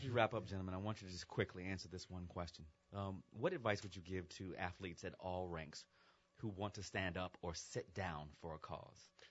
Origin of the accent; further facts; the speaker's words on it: United States; I am American